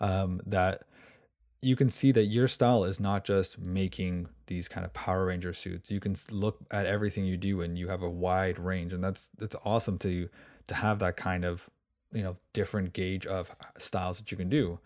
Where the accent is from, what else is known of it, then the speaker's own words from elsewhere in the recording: Canada; I'm from Canada